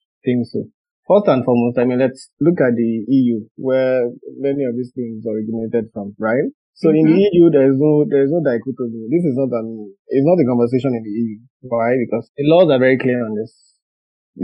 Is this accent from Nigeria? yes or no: yes; Nigeria; now in Brussels, Belgium; I'm a Nigerian lawyer.